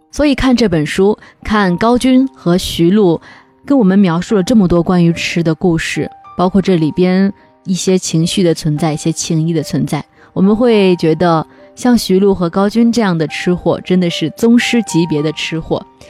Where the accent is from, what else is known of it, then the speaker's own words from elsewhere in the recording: Henan, China; now in Changsha, China; 每次回河南老家的时候